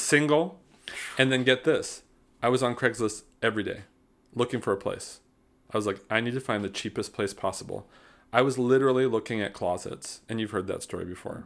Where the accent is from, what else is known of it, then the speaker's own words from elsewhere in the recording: South Bend, Indiana, United States; moved away; also born or lived in Mishawaka, Indiana / Tilburg, Netherlands / Greensboro; I grew up in South Bend, Indiana